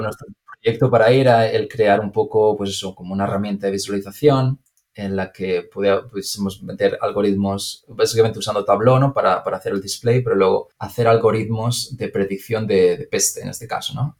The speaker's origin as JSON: {"language": "Spanish", "country": "Spain", "also_born_or_lived": "Madrid / Chicago", "moved": "as an adult", "lives_now": "United States", "said": "yo obviamente por el acento ya lo puedes, decir y, porque ya hemos hablado, pero soy, soy de España"}